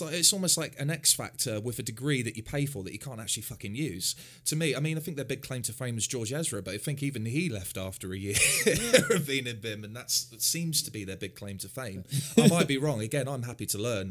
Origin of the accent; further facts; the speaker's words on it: Hounslow, London, United Kingdom; also born or lived in Islington; i grew up um, uh, around the Chiswick round, so Hounslow, Twickenham, Staines